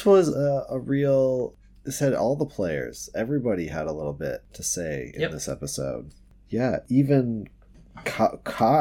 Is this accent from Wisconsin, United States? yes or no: yes; Wisconsin, United States; also born or lived in Pacific Northwest; now in Seattle, United States; I'm from Wisconsin, so I grew up with snow like this